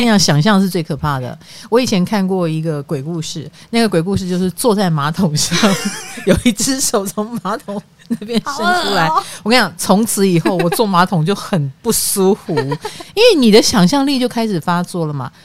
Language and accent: Chinese; Greater Taipei, northern Taiwan, Taiwan; 我们北部，双北人